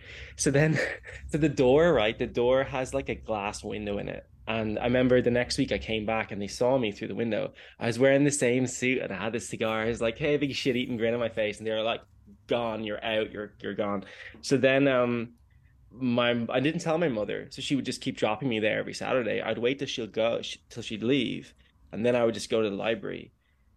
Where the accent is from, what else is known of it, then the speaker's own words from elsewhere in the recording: Kilcoole, Leinster, Ireland; also born or lived in Greystones, Ireland; I grew up in Wicklow on the east coast of the tiny island. I grew up in Kilcool and then moved to Greystones.